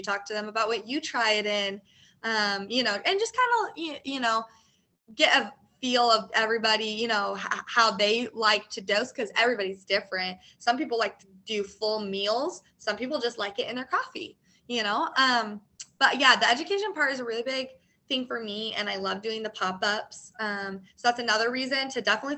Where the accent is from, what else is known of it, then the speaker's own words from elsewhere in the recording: Colorado, United States; now in Oklahoma, United States; I'm actually from Colorado.